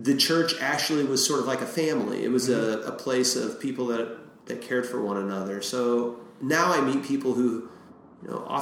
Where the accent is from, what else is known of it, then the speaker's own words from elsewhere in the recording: Washington, Missouri, United States; also born or lived in Granite City, Illinois; now in St. Louis, United States; I grew up in Washington, Missouri.